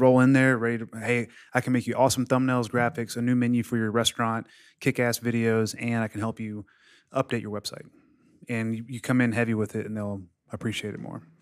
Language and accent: English; Mississippi, United States; moved away as an adult; now in Florida, United States; I'm from Mississippi and I'm 33, 32.